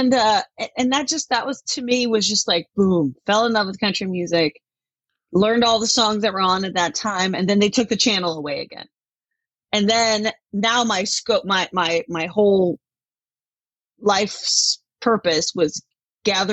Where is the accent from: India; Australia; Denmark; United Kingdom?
Denmark; now in Tacoma, United States; I grew up in Denmark